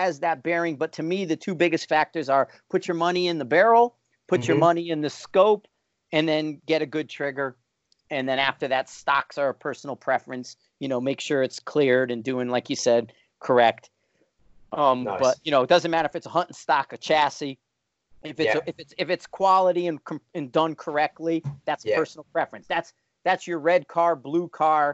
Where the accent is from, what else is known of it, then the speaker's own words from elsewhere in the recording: United States; I'm American